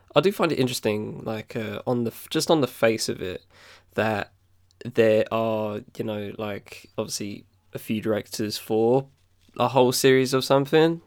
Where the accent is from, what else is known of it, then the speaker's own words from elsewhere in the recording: Southend-on-Sea, East of England, United Kingdom; my town, my hometown, the South End